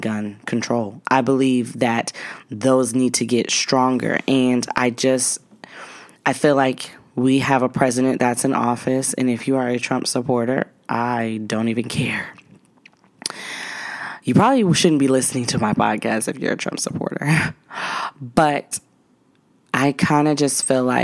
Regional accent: Cheyenne, Wyoming, United States; I grew up in Cheyenne, Wyoming

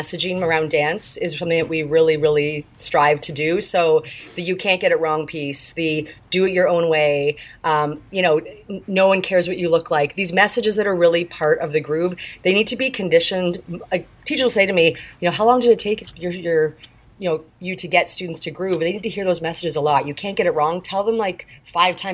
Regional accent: Canada; from Canada

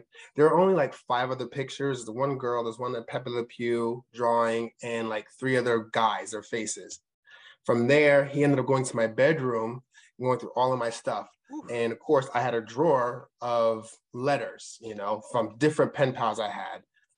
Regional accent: Allentown, Pennsylvania, United States; I'm from Allentown, Pennsylvania

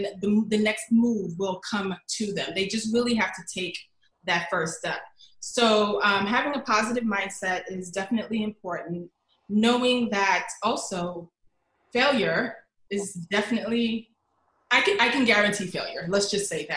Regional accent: New York City, New York, United States; moved away as an adult; now in New Jersey, United States; So I spent most of my childhood in the Bronx

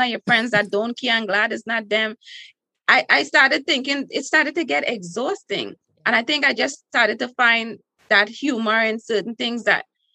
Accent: Trinidad & Tobago; accent: Trinidadian; now in United States; in school in Trinidad

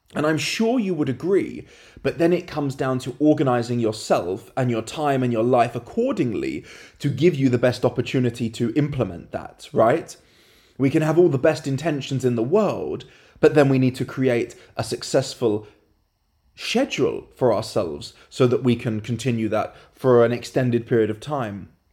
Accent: London, United Kingdom; moved away; Currently in London, my hometown

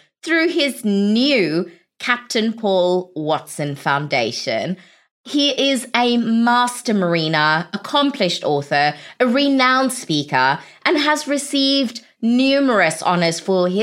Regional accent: South Africa; moved away; I'm originally from South Africa

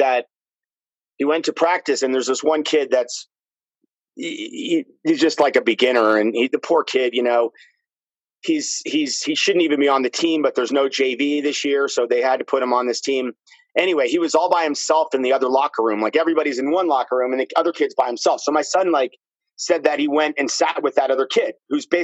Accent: Princeton, New Jersey, United States; I grew up in Princeton.

